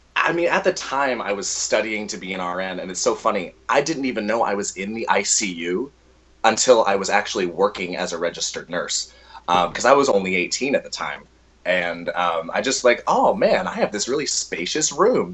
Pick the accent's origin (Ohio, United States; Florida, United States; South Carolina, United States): Florida, United States; Orlando; also born or lived in Texas; I am a Texas-born uh, Florida native because I was raised in Orlando, Florida, for most of my life.